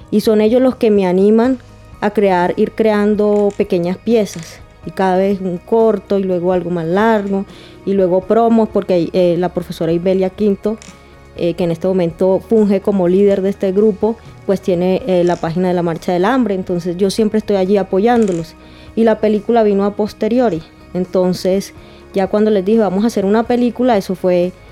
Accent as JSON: {"language": "Spanish", "region": "Caribbean Region", "country": "Colombia", "tie": "born or raised there", "also_born_or_lived": "Pereira, Colombia", "said": "yo soy pereirana, pero pues eh, te das cuenta de que he crecido y me he educado en el Caribe colombiano."}